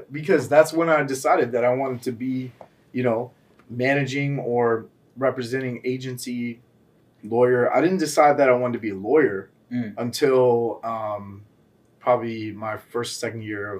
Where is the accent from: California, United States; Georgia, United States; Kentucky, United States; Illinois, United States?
Georgia, United States; Atlanta; moved away as an adult; also born or lived in Decatur, Georgia; now in Miami, United States; Born and raised in Atlanta, Georgia.